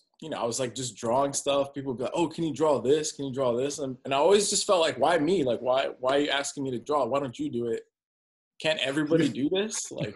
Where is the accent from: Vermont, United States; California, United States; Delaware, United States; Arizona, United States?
California, United States; Downey; I'm from Downey, California.